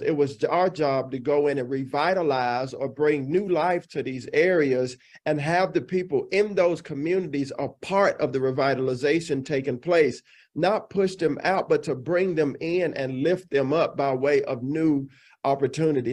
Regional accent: Dallas, Texas, United States; moved away as an adult; also born or lived in Illinois; I grew up here in the Dallas Fort Worth Metroplex. I'm fourth generation Texan, so I'm 100% Texas

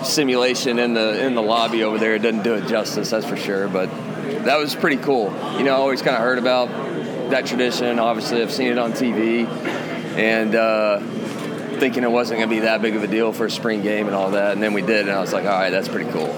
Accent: Muleshoe, Texas, United States; moved away; I grew up in Muleshoe, Texas. There's no water

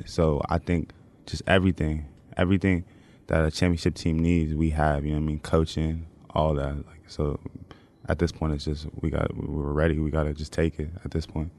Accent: California, United States; moved away; I'm from Cali

